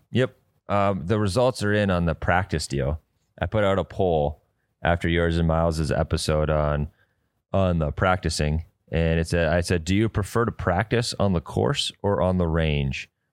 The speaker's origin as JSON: {"language": "English", "town": "Detroit Lakes", "region": "Minnesota", "country": "United States", "tie": "born or raised there", "said": "It is literally in my hometown"}